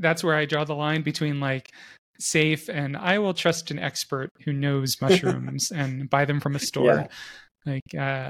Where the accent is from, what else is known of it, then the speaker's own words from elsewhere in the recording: Florida, United States; now in Salt Lake City, United States; I grew up in Florida, and Florida's high point is 100 meters above sea level.